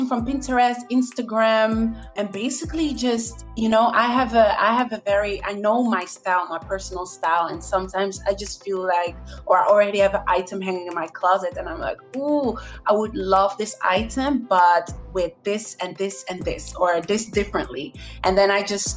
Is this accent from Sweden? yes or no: no; Netherlands; moved away as an adult; now in Barcelona, Spain; I'm from the Netherlands, but I am living in Barcelona, Spain for 5 years.